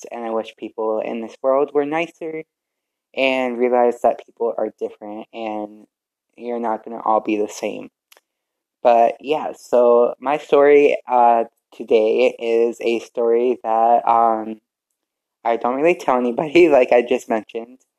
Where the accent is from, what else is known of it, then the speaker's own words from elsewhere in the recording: Vernon, Connecticut, United States; born there; also born or lived in Middletown / Glastonbury; I was born in Vernon, Connecticut, and we moved around from Middletown to Glastonbury to who knows where.